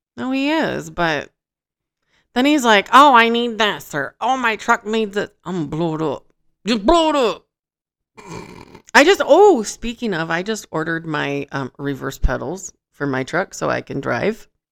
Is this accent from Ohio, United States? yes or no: no; Michigan, United States; now in Las Vegas, United States; I'm from Michigan